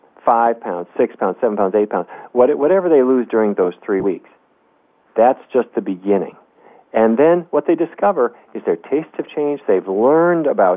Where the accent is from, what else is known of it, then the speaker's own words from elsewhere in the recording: North Dakota, United States; When I was a kid growing up in North Dakota, we didn't eat anything